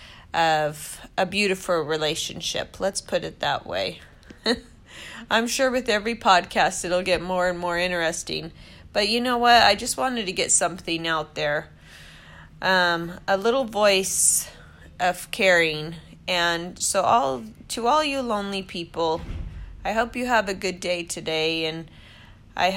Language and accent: English; Washington, United States; moved away as an adult; also born or lived in Newport Beach, California; I was born and raised in Washington State